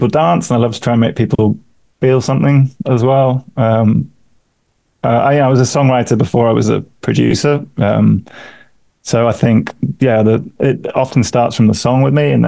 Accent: London, United Kingdom; moved away as an adult; also born or lived in Vancouver, Canada; now in Toronto, Canada; I'm from London. Me and my wife, we moved out here about 8 years ago, having lived in London for years

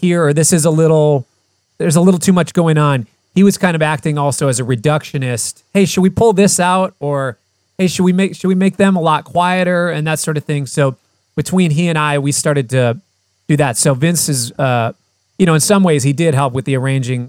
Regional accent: Fridley, Minnesota, United States; also born or lived in Poughkeepsie, New York; I grew up in Fridley.

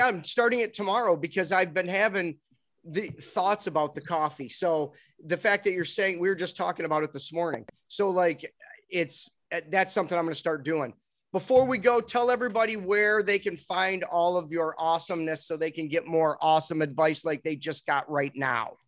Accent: United States; We're from America.

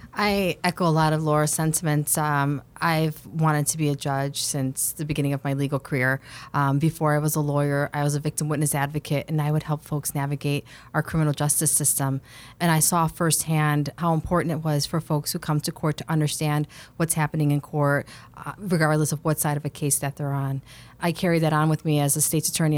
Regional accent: Chicago, Illinois, United States; I'm born and raised in Chicago on the Northwest Side

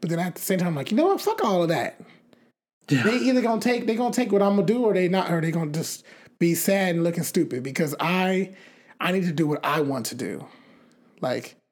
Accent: United States; I'm American too

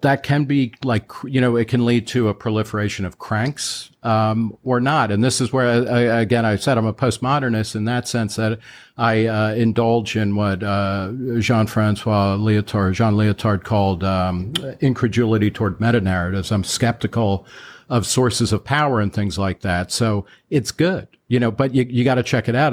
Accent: Middletown, New Jersey, United States; I grew up lower middle class in Middletown, New Jersey, which is about fifty miles outside of New York

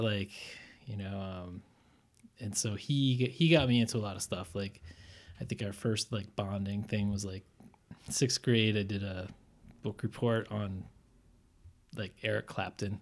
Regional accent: Auburn, Maine, United States; I grew up in Auburn, which is, uh, most people know it from Bates, like Bates College is in Lewiston, which is the next town over.

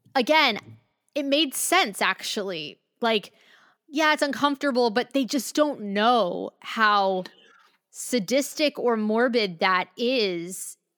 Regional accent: Maryland, United States; I'm from Maryland

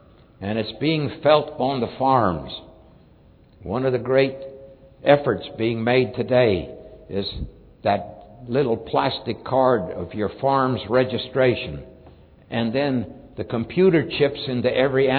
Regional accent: Kansas, United States; I grew up in the Dust Bowl of Kansas

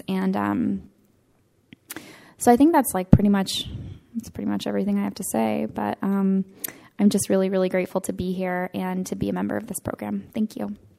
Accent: Northern California, United States; I am from Northern California, Santa Fe, California.

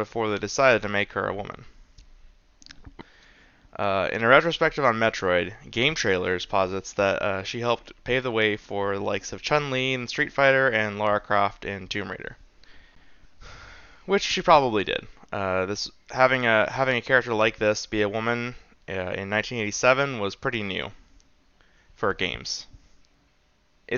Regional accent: United States; I'm a American white guy

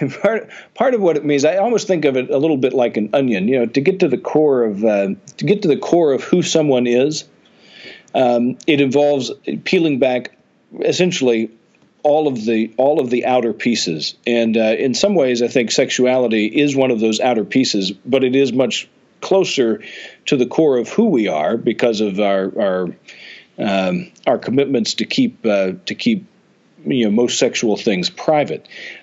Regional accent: the South, United States; the small town that I grew up in the South

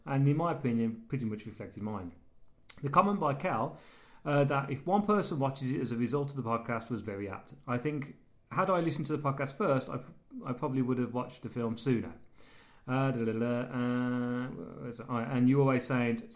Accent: United Kingdom; we're British

